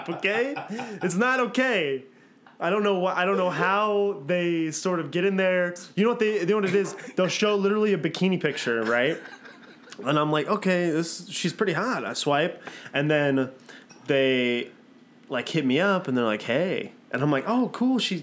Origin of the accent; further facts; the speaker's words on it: Mesa, Arizona, United States; moved away as an adult; I'm from Mesa, Arizona.